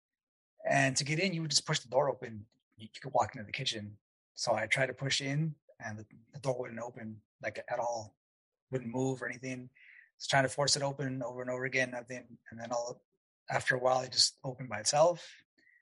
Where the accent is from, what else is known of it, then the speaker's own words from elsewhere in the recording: El Paso, Texas, United States; moved away; I'm from El Paso originally, way West Texas